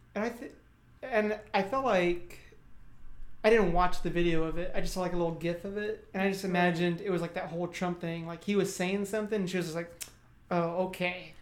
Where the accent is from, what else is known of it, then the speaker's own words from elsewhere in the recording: South Texas, United States; growing up in South Texas